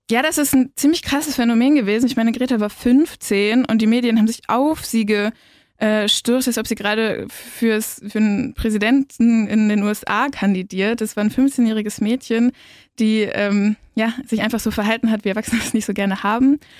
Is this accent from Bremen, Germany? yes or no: yes; Bremen, Germany; now in Ulm, Germany; ich komme ursprünglich aus Bremen und bin da auch in einer relativ ähm, linken Gruppe gewesen, jetzt hier in Ulm auch genauso.